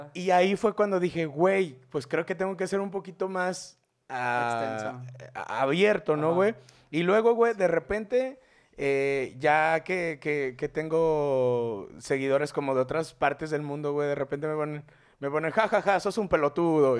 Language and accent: Spanish; León, Guanajuato, Mexico; yo soy de la Deportiva 2